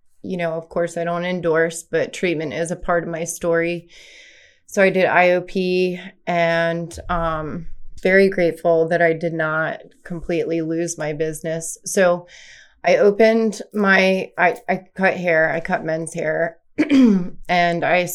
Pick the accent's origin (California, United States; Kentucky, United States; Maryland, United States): Maryland, United States; Westminster; I am from Westminster, Maryland